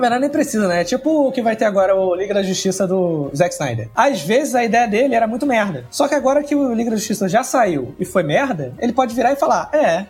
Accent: Brazil; a gente como brasileiro

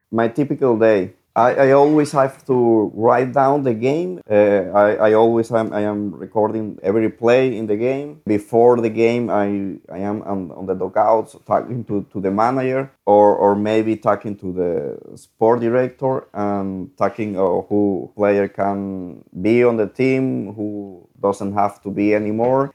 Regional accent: Venezuela; moved away as an adult; now in Mexico; I am from Venezuela

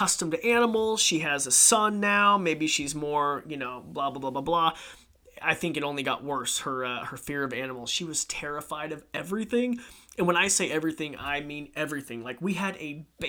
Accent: Idaho, United States; born and raised in Idaho, 28 years

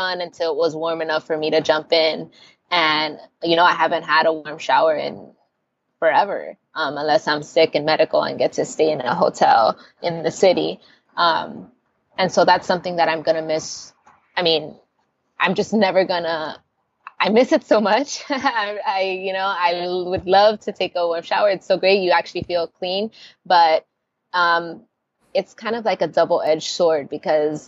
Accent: Miami, Florida, United States; first language Spanish; English is a second language; moved away as an adult; now in Colombia; I am from Miami, so it is a pretty major city

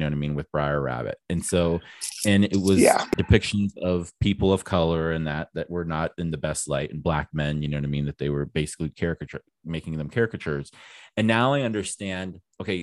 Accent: Midwest, United States; I'm from the Midwest

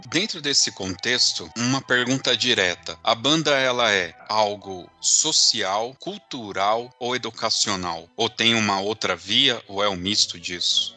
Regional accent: Southeast, Brazil; eu sou do Sudeste

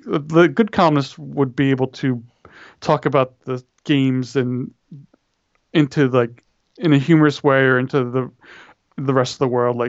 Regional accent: Philadelphia, Pennsylvania, United States; moved away as an adult; also born or lived in Washington, D.C. / Southern California; I grew up in Philly and went to school in D.C.

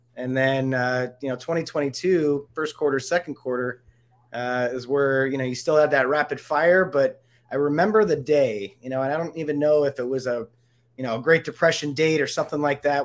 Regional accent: Ohio, United States; now in Denver, United States; I'm originally from Ohio

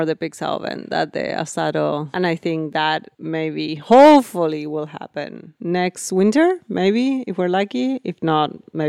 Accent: Maine, United States; I'm like, oh, we come from Maine.

